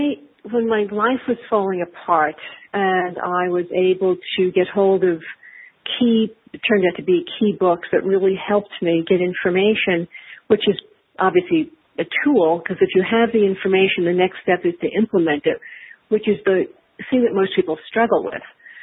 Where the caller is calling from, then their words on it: Los Angeles, California, United States; Los Angeles.